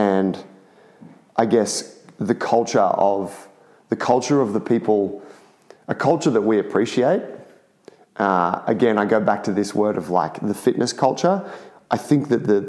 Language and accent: English; Sydney, New South Wales, Australia; we're all from Sydney